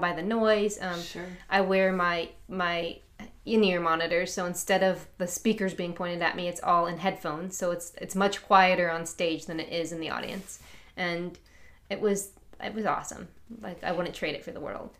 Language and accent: English; Chicago, Illinois, United States; I'm from Chicago